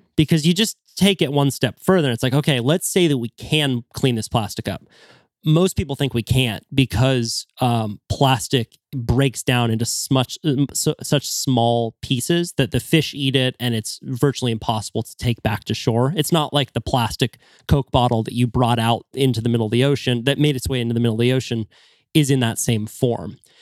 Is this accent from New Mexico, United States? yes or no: no; Santa Cruz, California, United States; growing up in Santa Cruz